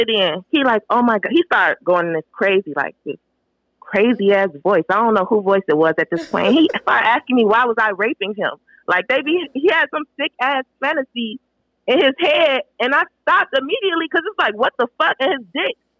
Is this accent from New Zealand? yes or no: no; Chicago, Illinois, United States; I'm from Chicago